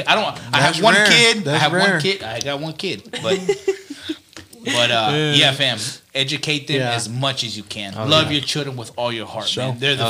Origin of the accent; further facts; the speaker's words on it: Galveston, Texas, United States; I was born in Galveston.